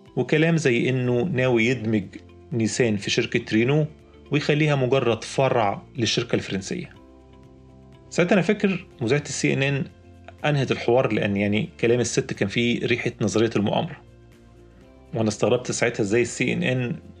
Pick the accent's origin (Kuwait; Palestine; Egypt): Egypt; عندنا في مصر